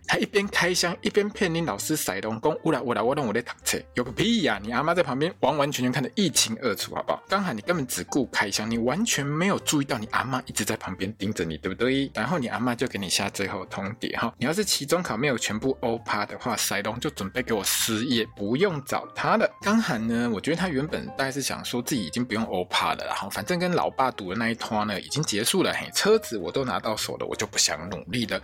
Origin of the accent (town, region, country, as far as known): Taiwan